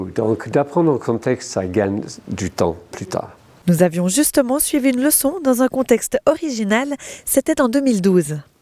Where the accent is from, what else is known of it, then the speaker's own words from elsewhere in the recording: between Liverpool and Manchester, North West England, United Kingdom; French is a second language; moved away as an adult; also born or lived in London; now in Neuchâtel, Switzerland; je viens de l'Angleterre, dans le nord de l'Angleterre, entre Liverpool et Manchester.